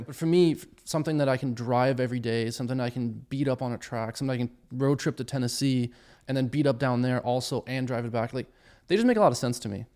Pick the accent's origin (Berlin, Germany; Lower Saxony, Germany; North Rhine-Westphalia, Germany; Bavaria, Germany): Bavaria, Germany; moved away; I grew up in Germany originally